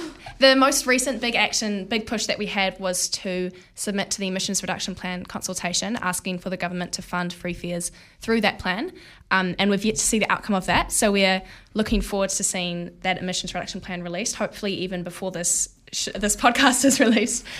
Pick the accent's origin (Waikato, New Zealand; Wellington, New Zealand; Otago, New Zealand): Wellington, New Zealand; Porirua; now in Wellington, New Zealand; I grew up in Porirua